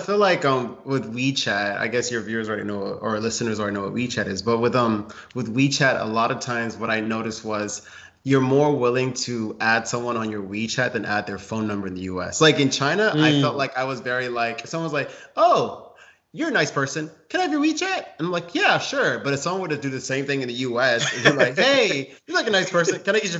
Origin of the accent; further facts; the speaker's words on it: Ghana; Like, yeah, I'm from Africa. I'm okay. I'm Ghanaian.